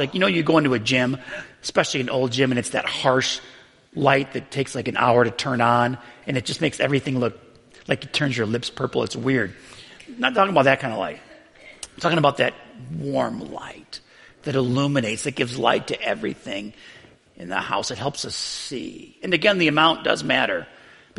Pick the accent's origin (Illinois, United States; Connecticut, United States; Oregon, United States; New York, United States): New York, United States; Buffalo; I grew up in Buffalo, New York